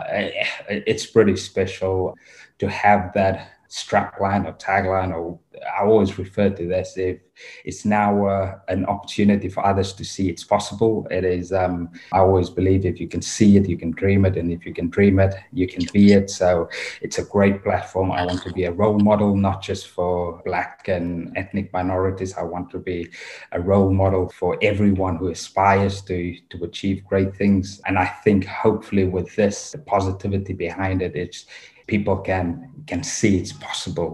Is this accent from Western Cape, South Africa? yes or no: yes; Cape Town, Western Cape, South Africa; moved away as an adult; now in Wales; born and bred in South Africa, in Cape Town, where I grew up